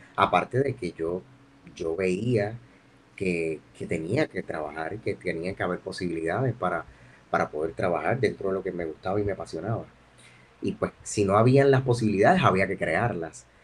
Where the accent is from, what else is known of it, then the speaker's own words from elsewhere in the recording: Yabucoa, Puerto Rico; yo soy un ibarito del, del pueblo de Yabucoa. Eh, tuve la, la dicha de, de crecer en un campo hermoso que se llama el barrio Quebradillas